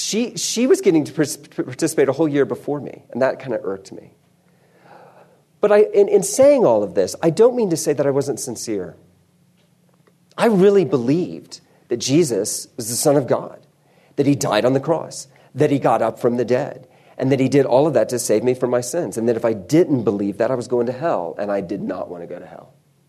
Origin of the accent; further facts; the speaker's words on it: South Carolina, United States; also born or lived in Texas; I don't sound like it, but I was born in Texas, so I can get a passport when the time comes. And all the Texans got that joke. But I was raised in South Carolina. I was raised in the Deep South of South Carolina.